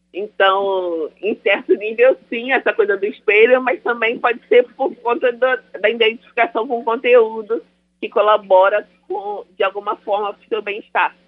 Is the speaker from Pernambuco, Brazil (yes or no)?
no; Niterói, Rio de Janeiro, Brazil; sou de Niterói, Rio de Janeiro.